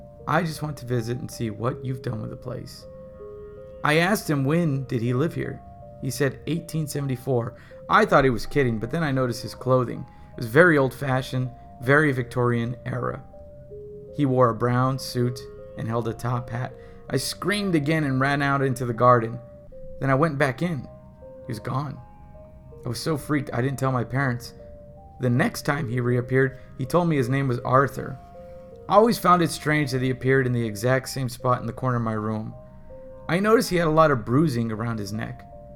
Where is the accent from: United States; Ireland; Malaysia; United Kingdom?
United Kingdom; South West England; I'm 21 and I'm from Devon in the UK. When I was 14, my family moved into a house that was called the Old Mill.